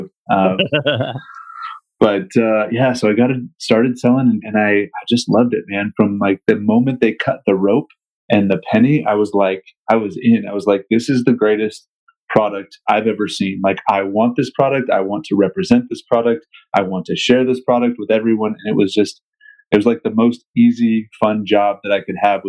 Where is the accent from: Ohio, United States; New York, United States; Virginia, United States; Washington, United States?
Washington, United States; King County, Western; I'm originally from Eastern Washington, but grew up in Western Washington in King County